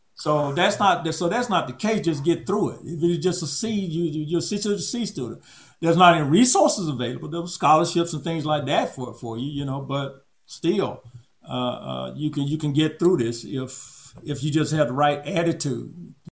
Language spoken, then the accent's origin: English; Auburn, Alabama, United States; moved away; I'm from Auburn, Alabama